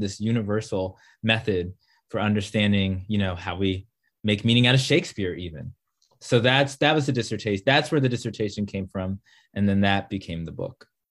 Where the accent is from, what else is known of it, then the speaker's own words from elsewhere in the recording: Maryland, United States; I am from Maryland